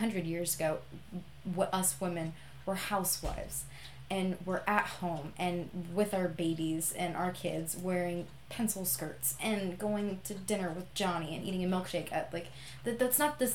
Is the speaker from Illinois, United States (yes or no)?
no; Visalia, California, United States; moved away as an adult; I love my hometown. My hometown is Visalia. And between Fresno and Bakersfield